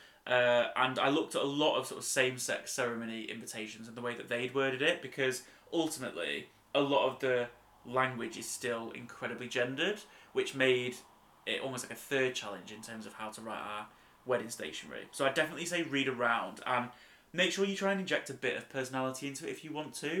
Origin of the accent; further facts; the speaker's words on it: United Kingdom; we're very British